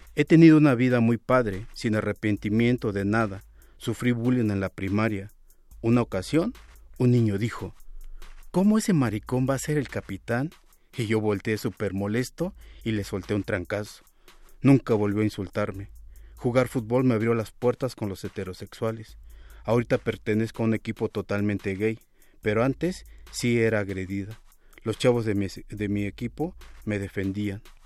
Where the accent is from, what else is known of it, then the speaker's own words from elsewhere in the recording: Mexico City, Mexico; Nací en Iztapalapa, una zona muy nice, y tuve una infancia con muchas carencias